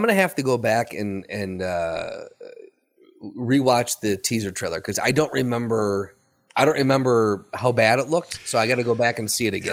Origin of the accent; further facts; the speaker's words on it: United States; as an American